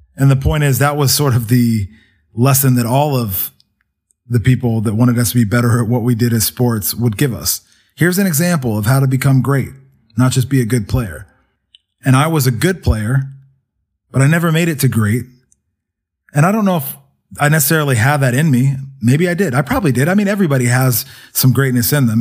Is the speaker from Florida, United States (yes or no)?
no; Kennesaw, Georgia, United States; also born or lived in Somerset, New Jersey; I grew up, spent the rest of my life growing up in Georgia